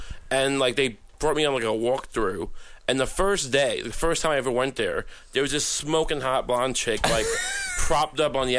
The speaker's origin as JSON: {"language": "English", "area": "Suffolk County, Long Island", "region": "New York", "country": "United States", "said": "I'm from Suffolk County, and it's, you know, Long Island."}